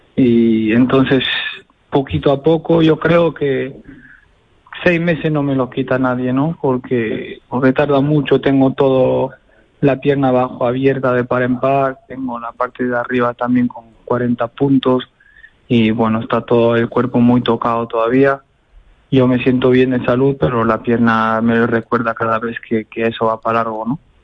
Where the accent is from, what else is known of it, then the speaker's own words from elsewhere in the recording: Béziers, Occitania, France; Soy de Beciers, nacido en Beciers. De padre portugués